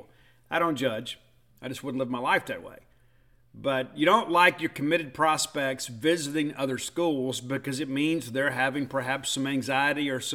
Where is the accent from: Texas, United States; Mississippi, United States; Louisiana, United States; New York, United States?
Mississippi, United States; Columbia; also born or lived in Hattiesburg, Mississippi; my hometown of Columbia, Mississippi